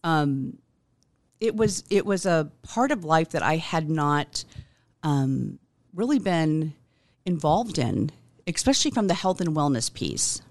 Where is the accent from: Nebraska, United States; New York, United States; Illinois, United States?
Nebraska, United States; Omaha; I was born here in Omaha, um, nineteen sixty-six, and, um, have been here all my life